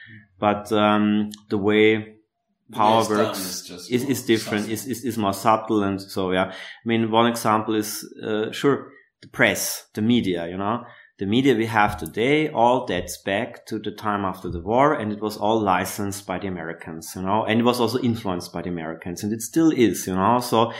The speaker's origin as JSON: {"language": "English", "country": "Austria", "also_born_or_lived": "Berlin, Germany", "moved": "as an adult", "said": "we Austrians"}